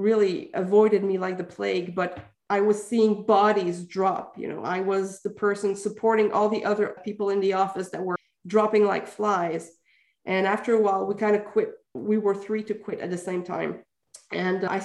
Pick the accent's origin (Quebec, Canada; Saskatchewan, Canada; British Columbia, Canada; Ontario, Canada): Quebec, Canada; I'm from Quebec